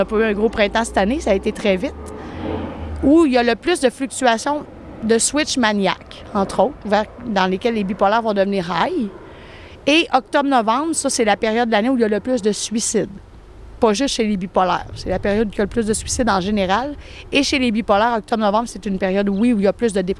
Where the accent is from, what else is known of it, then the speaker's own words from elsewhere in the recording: Quebec City, Quebec, Canada; Moi, je viens de Québec.